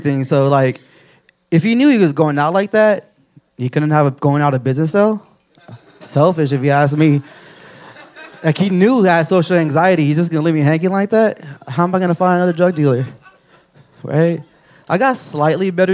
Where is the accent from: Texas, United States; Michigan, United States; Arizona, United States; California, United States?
Texas, United States; Rio Grande Valley, South; I'm from, like, a border town down in the Rio Grande Valley.